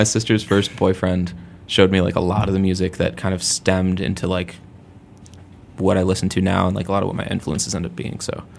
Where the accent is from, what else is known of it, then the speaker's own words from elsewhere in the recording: Lombard, Illinois, United States; We're all from Lombard.